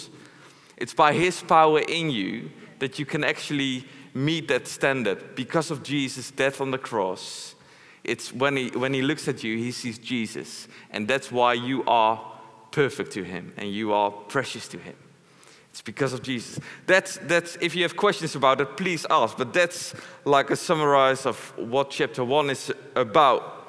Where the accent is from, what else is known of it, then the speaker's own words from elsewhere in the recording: Netherlands; English is a second language; I'm not English, I'm a Dutchman. I'm happy, I'm a proud Dutchman.